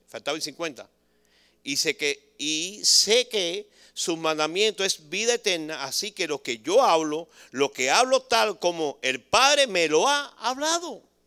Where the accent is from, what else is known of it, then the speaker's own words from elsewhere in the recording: Cuba; moved away; somos bastante cubanos que estamos aquí